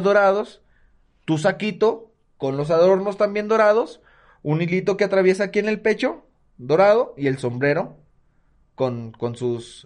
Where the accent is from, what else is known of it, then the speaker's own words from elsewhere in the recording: Mexico; nos llene de emociones a los mexicanos